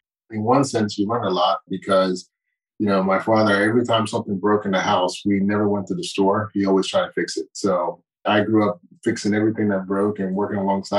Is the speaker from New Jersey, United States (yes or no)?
yes; Morristown, New Jersey, United States; born there; Yeah, I was born in Morristown, New Jersey. And I say that I was raised in a lot of different places